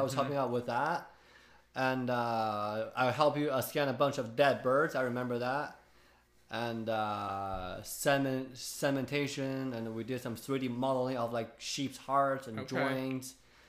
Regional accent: Ogden, Utah, United States; born there; I was born here.

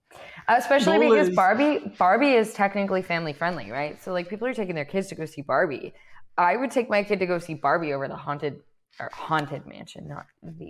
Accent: Florida, United States; growing up in Florida

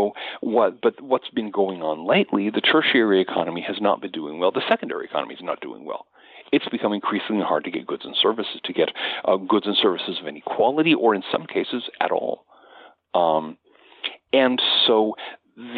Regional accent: United States; as an American

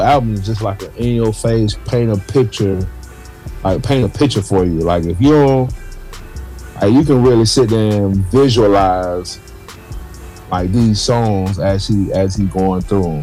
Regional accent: Gardena, California, United States; I grew up in Gardena in the hood

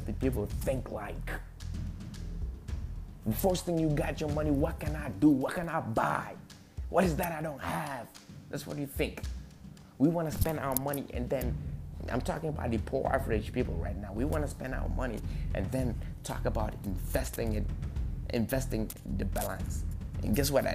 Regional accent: Gambia; English is a second language; moved away as an adult; now in United States; I'm a Gambian by nationality. I was born and raised in Gambia. I came here at the age of 18.

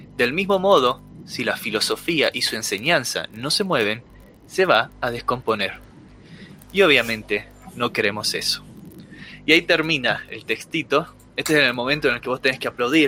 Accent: Salta, Argentina; somos salteños, nos gusta Salta, y aunque yo hable de hacker yankee, sigo siendo el mismo salteño

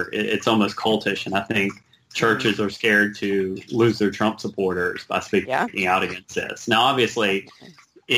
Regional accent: American South, United States; accent: Southern; moved away as an adult; also born or lived in Los Angeles; I grew up in a Southern Baptist church

